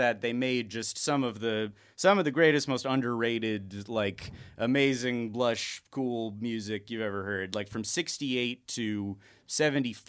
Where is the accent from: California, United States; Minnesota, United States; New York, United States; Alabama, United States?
California, United States; Los Angeles; also born or lived in Topanga Canyon; I'm from here as well